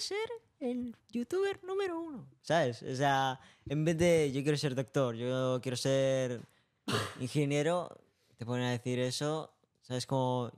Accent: Tarragona, Catalonia, Spain; Yo he nací en Tarragona.

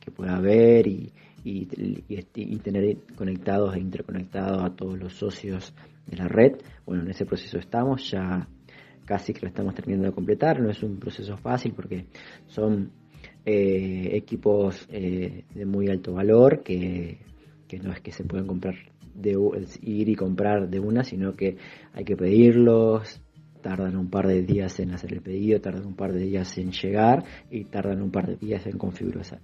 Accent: Buenos Aires, Argentina; soy vecino de Soldati

